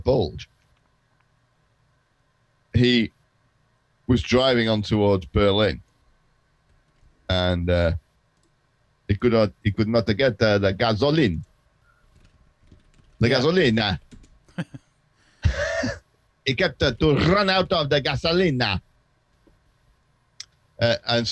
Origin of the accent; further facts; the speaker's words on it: England, United Kingdom; as an Englishman